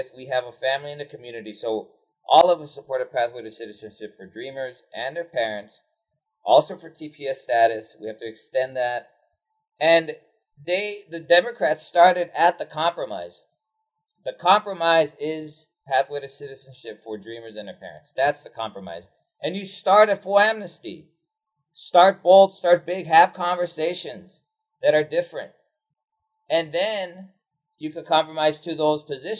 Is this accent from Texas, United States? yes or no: yes; Laredo, Texas, United States; also born or lived in San Antonio; I'm from Laredo, Texas